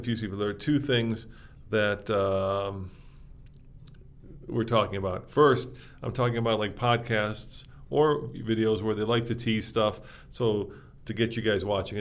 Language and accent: English; Chicago, Illinois, United States; I grew up in Chicago, so I spent a lot of time on Lake Michigan.